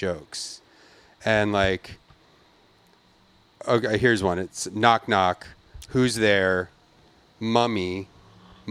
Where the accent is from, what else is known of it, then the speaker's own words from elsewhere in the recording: Philadelphia, Pennsylvania, United States; I grew up in Philadelphia